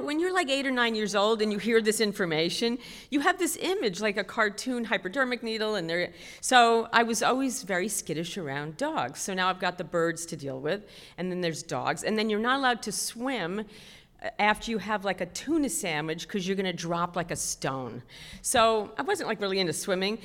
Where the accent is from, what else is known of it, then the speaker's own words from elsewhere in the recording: New York City, New York, United States; I was raised in Queens